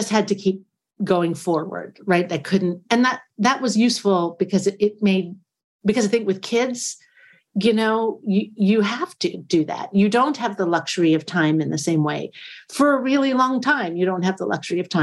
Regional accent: United States; I'm an American person

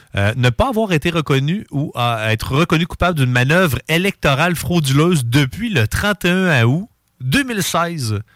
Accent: Quebec City, Quebec, Canada; je je viens de Québec, je viens de Charlebourg

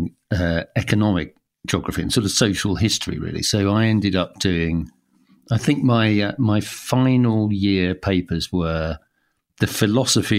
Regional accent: London, United Kingdom; I grew up in London, and my dad, who was a vicar, was the vicar of the Isle of Dogs when I was growing up

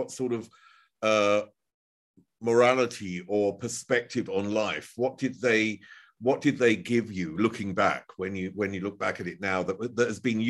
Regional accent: United Kingdom; now in Germany; I'm a British person who has become a German and lived here many, many years

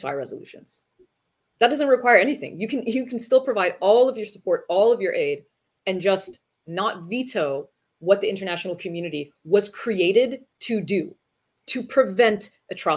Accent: United States; as an American, someone who's sitting in the US

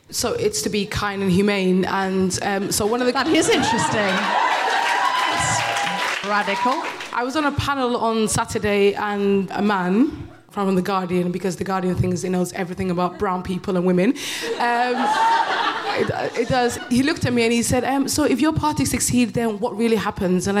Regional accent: United Kingdom; everybody calls me bitter, but I'm just British.

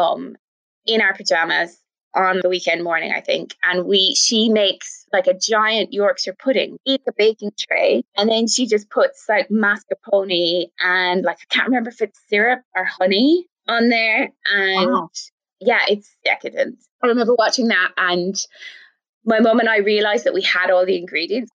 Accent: Ireland

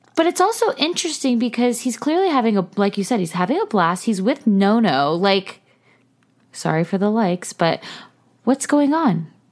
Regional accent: California, United States; also born or lived in Los Angeles; we're from California

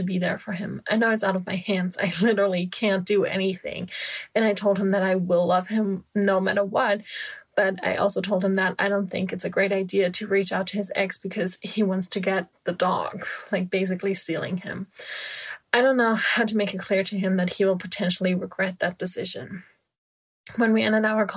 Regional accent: Germany; moved away as an adult; also born or lived in California; my home country, Germany

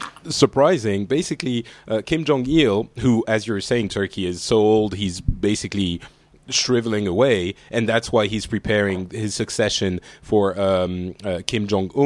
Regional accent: Lebanon; born there; And we're sort of all from the Middle East, because for those who don't know, I was born in Lebanon.

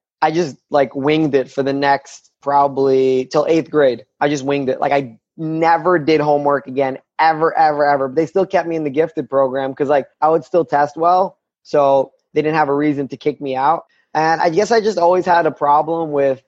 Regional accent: New York City, New York, United States; also born or lived in Chechnya; I grew up in Brooklyn, New York in the 90s

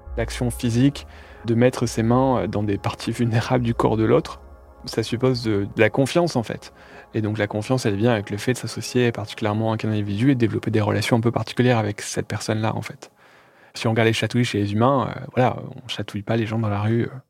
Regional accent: Calais, Hauts-de-France, France; à Calais, là où je suis né

